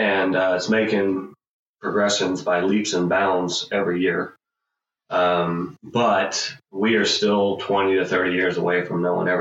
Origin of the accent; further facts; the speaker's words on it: Atlanta, Georgia, United States; I'm from Atlanta